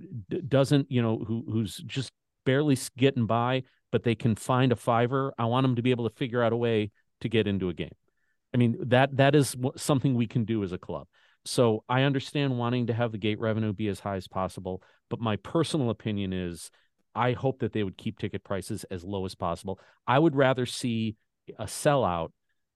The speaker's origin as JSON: {"language": "English", "town": "Chicago", "region": "Illinois", "country": "United States", "moved": "yes", "lives_now": "St. Louis, United States", "said": "So I'm originally from Chicago. My parents still live up there"}